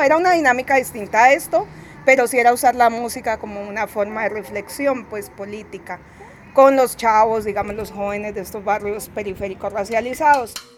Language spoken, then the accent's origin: Spanish; Cali, Valle del Cauca, Colombia; yo soy de Cali, Colombia